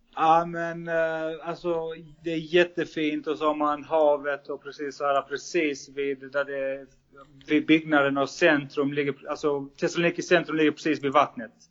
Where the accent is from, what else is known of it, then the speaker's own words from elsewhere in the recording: Sweden; moved away as an adult; now in Malta; jag som svensk